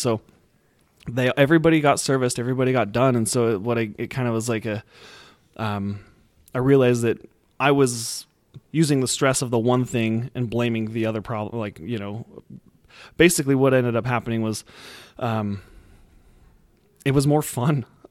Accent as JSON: {"language": "English", "region": "Utah", "country": "United States", "said": "I'm from Utah"}